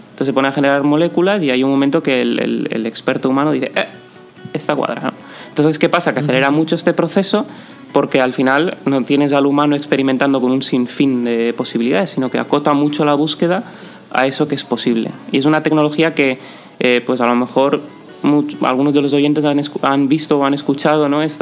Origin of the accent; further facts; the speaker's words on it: Valencia, Valencian Community, Spain; also born or lived in Italy; Yo soy valenciano, sí. Nacido y crecido. He estado en algún momento de mi vida fuera, de Erasmus, de promo, he, vivido también en Italia, pero sí, crecí y, nacido y crecido en Valencia.